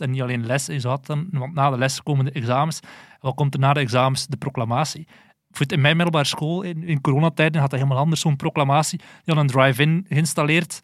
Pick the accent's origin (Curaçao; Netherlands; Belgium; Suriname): Belgium; wij als Belgen